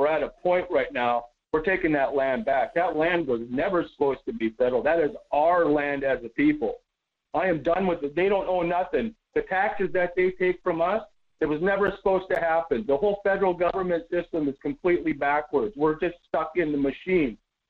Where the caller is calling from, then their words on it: Las Vegas, Nevada, United States; Good morning, Mike. … from Vegas.